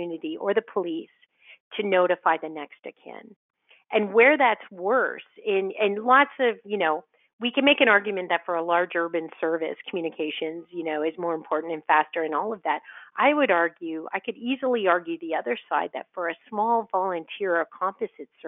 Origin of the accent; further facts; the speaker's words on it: Ottawa, Ontario, Canada; I grew up in Ottawa, and I grew up on the volunteer end of Ottawa